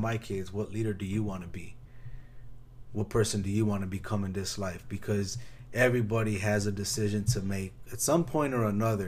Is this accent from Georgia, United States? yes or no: no; Chicago, Illinois, United States; I grew up in Chicago, so there's a gang on every block.